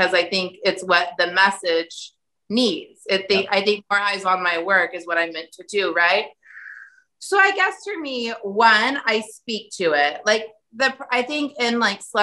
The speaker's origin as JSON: {"language": "English", "town": "Sand Springs", "region": "Oklahoma", "country": "United States", "tie": "born or raised there", "moved": "yes", "said": "I grew up in Sand Springs, the tiny, tiny town outside of Tulsa"}